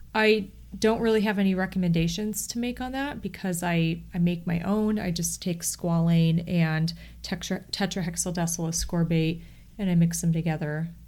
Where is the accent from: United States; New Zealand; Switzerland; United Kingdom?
United States; Akron, Ohio; I'm also from Northeast Ohio